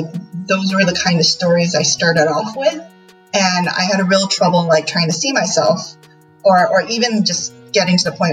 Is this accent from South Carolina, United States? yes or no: no; California, United States; I'm from California in the United States, and I'm a queer writer